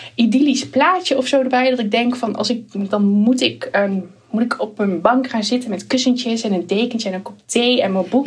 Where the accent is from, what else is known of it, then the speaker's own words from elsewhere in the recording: Achterhoek, Gelderland, Netherlands; ik woon natuurlijk toen wel in een heel klein dorpje in de achterhoek